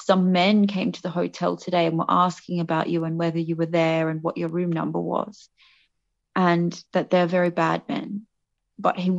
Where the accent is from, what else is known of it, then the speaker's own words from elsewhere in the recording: Australia; also born or lived in United Kingdom / Melbourne, Australia; I was born in Australia, but I have a British passport as well from ancestry. My father's British, and grew up a pretty regular Australian childhood